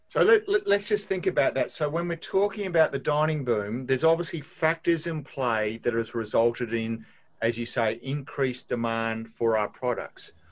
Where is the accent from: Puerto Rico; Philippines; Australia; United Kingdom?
Australia; as an Australian